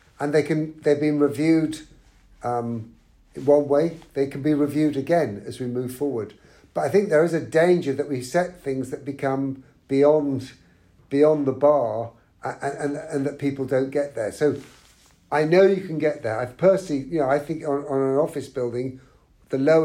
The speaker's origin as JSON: {"language": "English", "region": "London", "country": "United Kingdom", "said": "I'm a Londoner"}